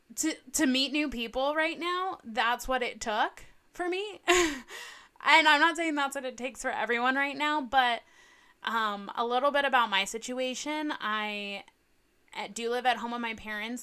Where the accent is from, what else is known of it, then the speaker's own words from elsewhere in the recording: Southern California, United States; I grew up in Southern California.